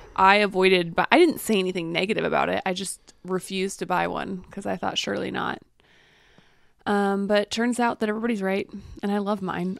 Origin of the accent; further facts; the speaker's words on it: the Bible Belt, United States; I grew up in the Bible Belt